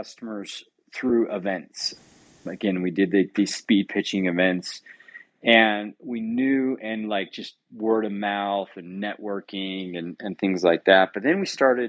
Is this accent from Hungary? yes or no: no; Utah, United States; also born or lived in Southern California / South America; I grew up here in Utah